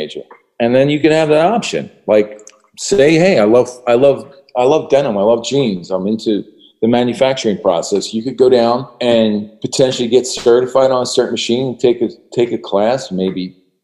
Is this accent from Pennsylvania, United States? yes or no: yes; Philadelphia, Pennsylvania, United States; coming from Philadelphia